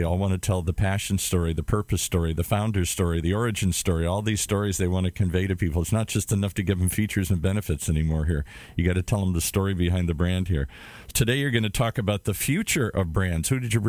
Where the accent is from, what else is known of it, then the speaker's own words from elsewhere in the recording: Detroit, Michigan, United States; moved away; I grew up in Detroit